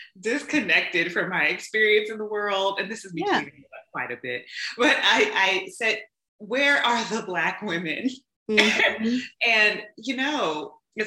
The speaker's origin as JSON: {"language": "English", "town": "Atlanta", "region": "Georgia", "country": "United States", "tie": "born or raised there", "said": "I'm born and raised in Atlanta, Georgia. I call myself a Southerner with some Northern sensibilities"}